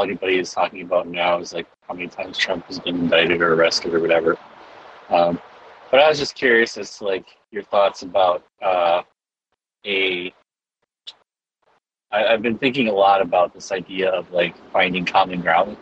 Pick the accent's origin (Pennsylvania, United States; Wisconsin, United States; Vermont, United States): Wisconsin, United States; I'm born and raised in Wisconsin